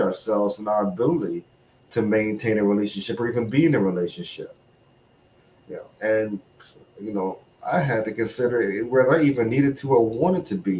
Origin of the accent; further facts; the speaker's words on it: Chicago, Illinois, United States; moved away as an adult; also born or lived in Okinawa; now in New England, United States; from Chicago, born and raised